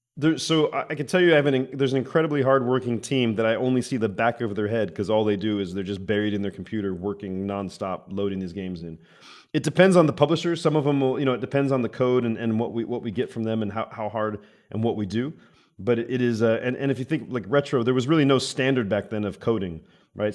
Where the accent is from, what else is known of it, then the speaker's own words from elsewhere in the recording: Arizona, United States; I'm from Arizona where everybody has guns, I think, in America